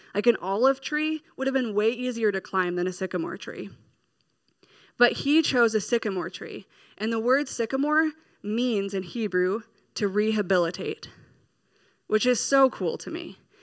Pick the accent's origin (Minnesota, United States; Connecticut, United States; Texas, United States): Minnesota, United States; We're from Minnesota